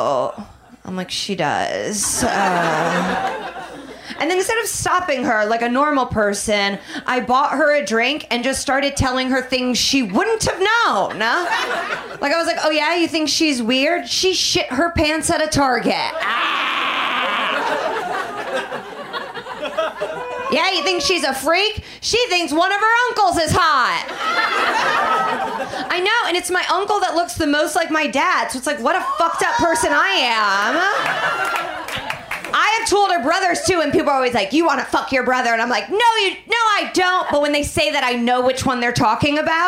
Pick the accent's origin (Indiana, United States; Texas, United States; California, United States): Indiana, United States; moved away; also born or lived in Chicago; I'm from Indiana.